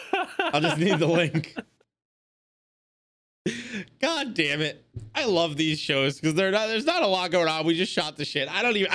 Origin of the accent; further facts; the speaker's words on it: England, United Kingdom; even though I'm fucking English.